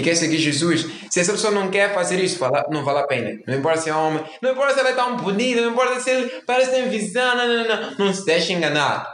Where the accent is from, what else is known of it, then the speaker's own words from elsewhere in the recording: Mozambique; nós somos moçambicanos, para quem não sabe, Moçambique, somos africanos